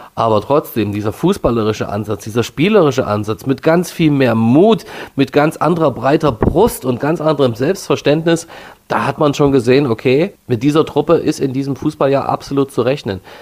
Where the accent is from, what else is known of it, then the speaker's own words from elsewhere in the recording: Neustadt in Sachsen, Saxony, Germany; ich bin hier 30 Kilometer von Dresden groß geworden in Neustadt